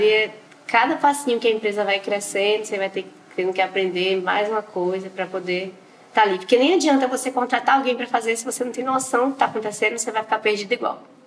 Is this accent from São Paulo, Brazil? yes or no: no; Valença, Bahia, Brazil; now in Salvador, Brazil; sou de Valença, no interior da Bahia, mas hoje em dia eu moro em Salvador